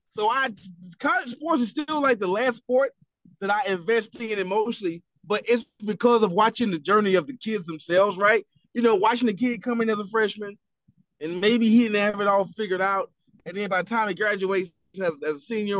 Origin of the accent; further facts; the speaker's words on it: Atlanta, Georgia, United States; I'm from Atlanta